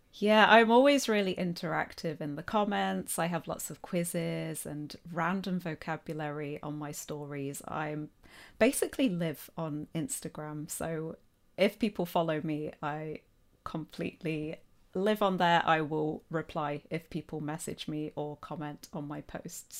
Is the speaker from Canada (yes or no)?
no; Nottingham, East Midlands, United Kingdom; accent: Midlands; I'm from Nottingham, or Nottinghamshire.